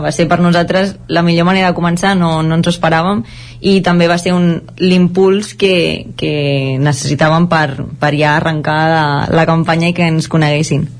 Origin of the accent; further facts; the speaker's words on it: La Garriga, Catalonia, Spain; nosaltres som de la Garriga